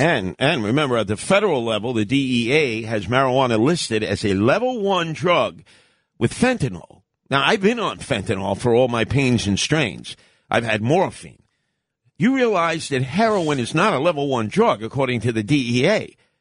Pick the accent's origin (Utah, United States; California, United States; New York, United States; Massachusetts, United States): New York, United States; New York City; when I was a kid growing up in Canarsie